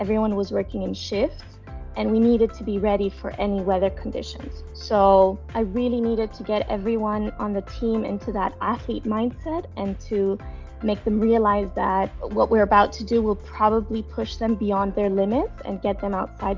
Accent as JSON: {"language": "English", "town": "Larnaca", "region": "Larnaca District", "country": "Cyprus", "tie": "born or raised there", "said": "I grew up sailing in Larnaca"}